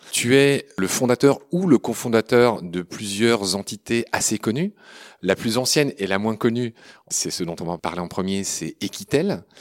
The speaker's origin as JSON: {"language": "French", "town": "Pau", "region": "Nouvelle-Aquitaine", "country": "France", "said": "Oui, de la province. Hein. Euh, je viens de Pau, effectivement."}